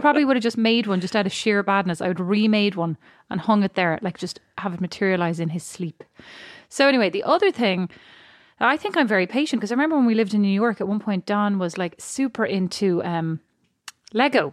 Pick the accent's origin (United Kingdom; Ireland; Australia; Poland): Ireland; now in United States; I'm Irish